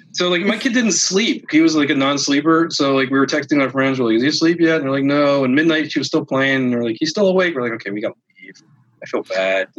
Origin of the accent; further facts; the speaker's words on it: Philadelphia, Pennsylvania, United States; I'm from the East Coast, from Philly